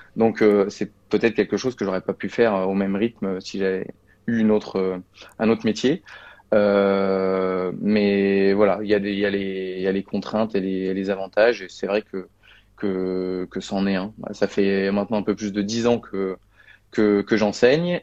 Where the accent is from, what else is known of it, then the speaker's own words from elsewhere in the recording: Vosges, Grand Est, France; also born or lived in Paris suburbs; now in Bordeaux, France; Je suis originaire des Vosges